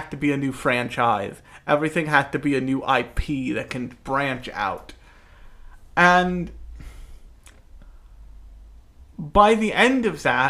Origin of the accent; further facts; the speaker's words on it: United States; I'm from America, the land of capitalism and sadness